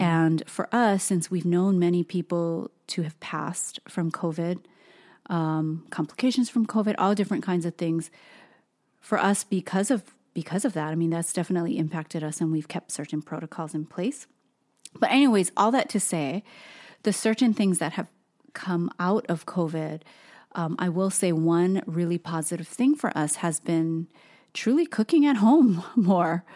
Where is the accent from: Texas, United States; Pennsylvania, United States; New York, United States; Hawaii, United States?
Hawaii, United States; moved away; being born and raised in Hawaii, everything is about food